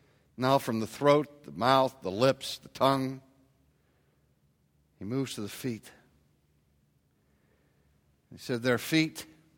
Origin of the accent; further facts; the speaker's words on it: Pittsburgh, Pennsylvania, United States; You know, I grew up in Pittsburgh, and I maybe heard my father curse once if he hit his thumb with a hammer.